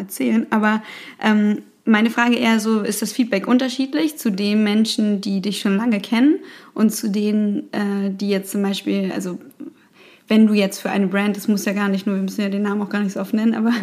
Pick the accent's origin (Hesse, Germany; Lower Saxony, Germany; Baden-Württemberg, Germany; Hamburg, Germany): Hamburg, Germany; Ich bin ja hier in Hamburg geboren und aufgewachsen